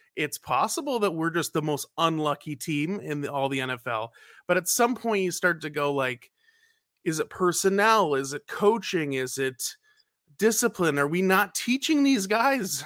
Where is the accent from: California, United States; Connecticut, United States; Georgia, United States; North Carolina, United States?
North Carolina, United States; now in Minnesota, United States; I'm originally from North Carolina